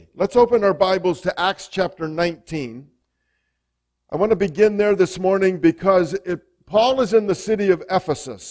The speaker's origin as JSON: {"language": "English", "town": "Canton", "region": "Ohio", "country": "United States", "tie": "born or raised there", "lives_now": "Logan, United States", "said": "I was born in Canton"}